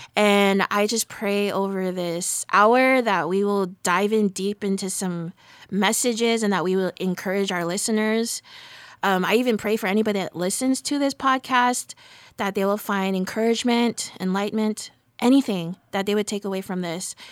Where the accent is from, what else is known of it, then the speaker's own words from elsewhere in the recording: Moquedas, California, United States; now in Hayward, United States; I grew up in the country. I grew up here in Moquedas